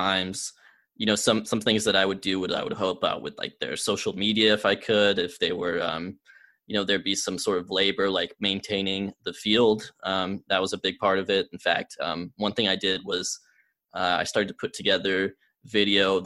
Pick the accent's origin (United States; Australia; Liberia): United States; Georgia; also born or lived in Germany; I was living in my hometown, in Georgia